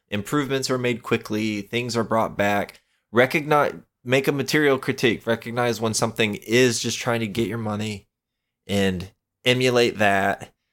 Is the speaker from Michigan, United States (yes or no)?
no; Florida, United States; I'm from Florida